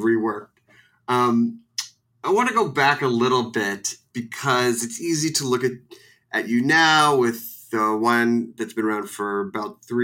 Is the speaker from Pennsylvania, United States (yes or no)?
yes; Philadelphia, Pennsylvania, United States; moved away; I'm from Philly